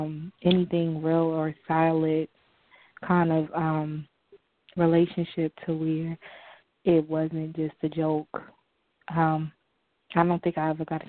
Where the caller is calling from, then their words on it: New Jersey, United States; calling from New Jersey